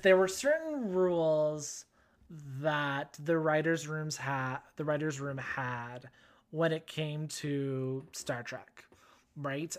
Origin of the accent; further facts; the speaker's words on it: Canada; accent: Canadian; where i'm from listeners if you haven't figured it out yet by the by my accent canada